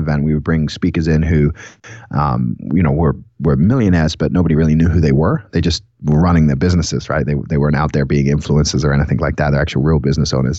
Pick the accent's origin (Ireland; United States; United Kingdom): United Kingdom; England; moved away; we're both from England